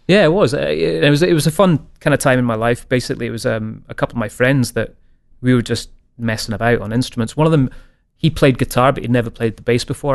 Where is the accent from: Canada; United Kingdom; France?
United Kingdom; Scotland; being Scottish